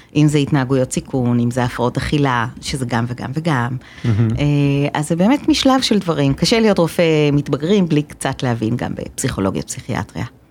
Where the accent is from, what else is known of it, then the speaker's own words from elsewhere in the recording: Haifa, Haifa District, Israel; אני, אה, חיפאית גאה מבטן